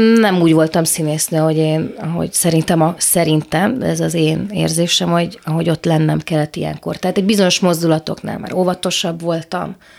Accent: Subotica, Vojvodina, Serbia; also born or lived in Szeged, Hungary / Bordány, Hungary; Én itt születtem, itt éltem

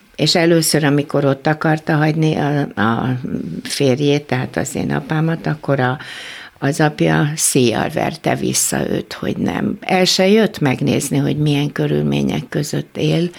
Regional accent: Budapest, Hungary; also born or lived in Kecskemét; akkor már Pesten voltunk

